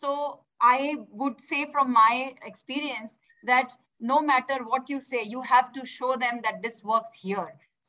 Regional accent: Uttar Pradesh, India; I'm coming from Uttar Pradesh, a state which is losing interest in agriculture

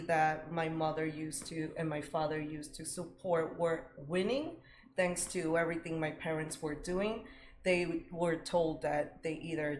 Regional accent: Lawrence, Massachusetts, United States; English is a second language; also born or lived in Dominican Republic; now in Andover, United States; Yes, I grew up in Massachusetts. I'm from Lawrence, Massachusetts.

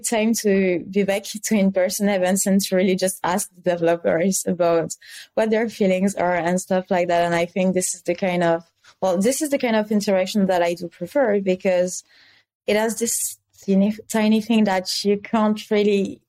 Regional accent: France; accent: French; English is a second language; I am French, as you may be able to tell regarding my accent.

